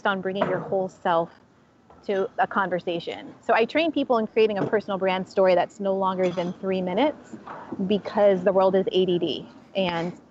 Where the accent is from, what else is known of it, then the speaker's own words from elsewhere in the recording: San Jose, California, United States; now in San Francisco, United States; I'm originally from San Jose. I moved to San Francisco in 2001